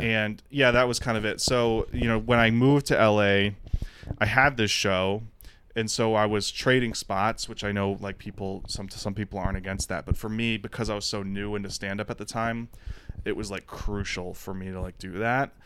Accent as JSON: {"language": "English", "town": "Detroit", "region": "Michigan", "country": "United States", "tie": "born or raised there", "also_born_or_lived": "Austin / Los Angeles / New York City", "moved": "as an adult", "said": "Born and raised in Detroit, so alcoholism was around my enti-, my family my entire life"}